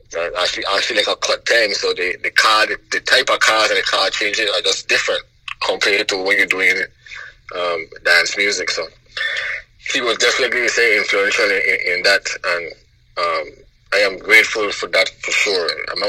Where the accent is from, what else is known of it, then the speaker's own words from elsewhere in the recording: St. Croix, U.S. Virgin Islands; St. Croix wasn't bad for me. We didn't have much, but my father had actually left when I was pretty young.